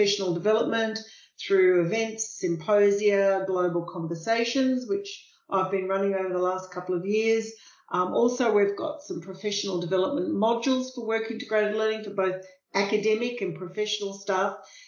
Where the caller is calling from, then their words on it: Melbourne, Victoria, Australia; I'm coming from Melbourne, Australia, and it's just wonderful to be here